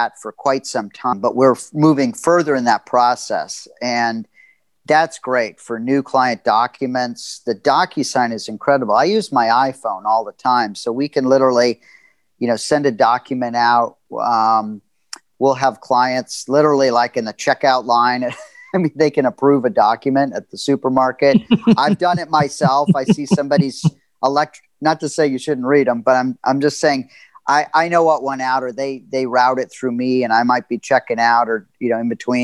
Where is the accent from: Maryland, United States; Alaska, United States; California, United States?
California, United States; Los Angeles; I grew up in Los Angeles